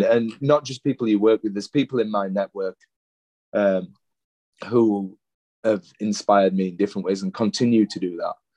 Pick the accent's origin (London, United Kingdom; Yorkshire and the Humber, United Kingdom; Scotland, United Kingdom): Yorkshire and the Humber, United Kingdom; Leeds; moved away as an adult; now in Adelaide, Australia; my hometown of Leeds